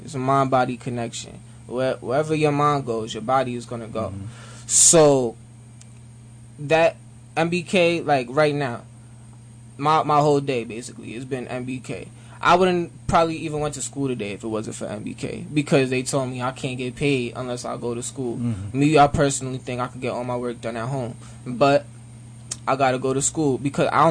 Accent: Monticello, New York, United States; I was born and raised in Monticello, New York.

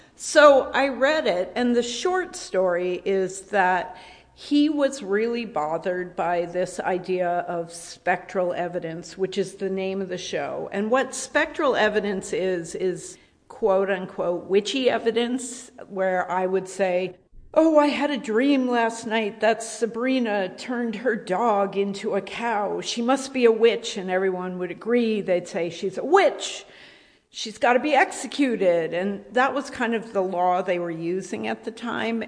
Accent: Rhode Island, United States; I grew up in Rhode Island

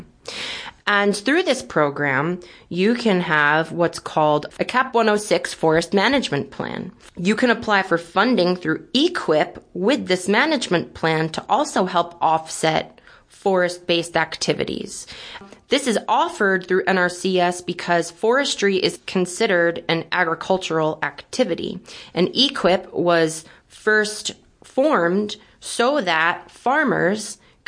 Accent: Brooklyn, New York, United States; also born or lived in Syracuse, New York; I'm originally from Brooklyn, New York, which is where my family grew up

